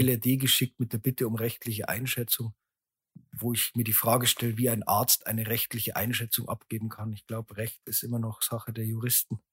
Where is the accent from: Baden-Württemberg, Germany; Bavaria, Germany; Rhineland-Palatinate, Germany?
Bavaria, Germany; Landshut; born or raised there